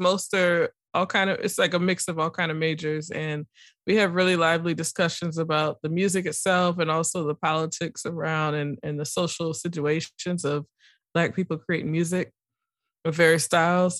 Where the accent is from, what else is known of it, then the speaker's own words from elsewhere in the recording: New Orleans, Louisiana, United States; growing up in New Orleans